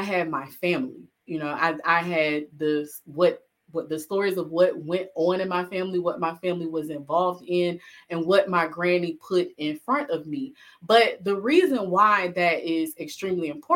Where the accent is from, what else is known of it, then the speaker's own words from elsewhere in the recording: Alabama, United States; I'm originally from Alabama